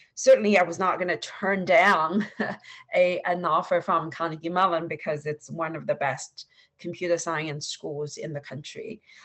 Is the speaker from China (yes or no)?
yes; Suzhou, Jiangsu, China; moved away as an adult; also born or lived in Shanghai, China / Pennsylvania, United States; now in United States; I grew up uh, in Suzhou, China, which is a, uh, a um, by Ch- Chinese standards, uh, a small city